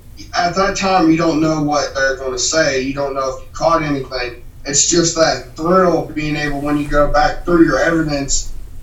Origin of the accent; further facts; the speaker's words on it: Weston, West Virginia, United States; moved away; me and my brother, where we're from, we are from Weston, West Virginia.